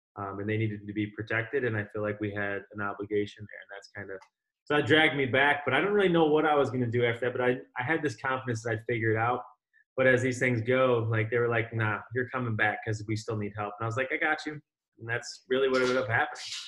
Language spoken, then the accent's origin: English; Rochester, New York, United States; my mother is actually from upstate, so uh, I just ended up up here pretty much my whole life